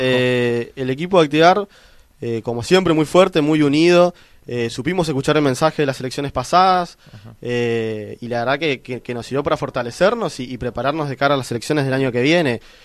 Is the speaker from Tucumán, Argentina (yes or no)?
no; Concepción de la Sierra, Misiones, Argentina; Yo soy un argentino, amo a mi país, amo a mi provincia, amo a mi pueblo.